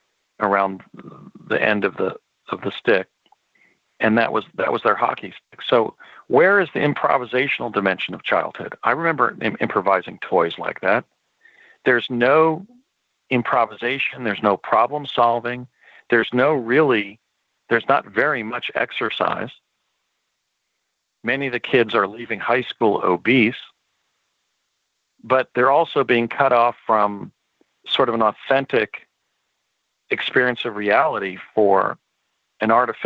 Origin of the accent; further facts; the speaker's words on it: United States; We grew up in the United States at a time when there were still fields and woodlands near our homes.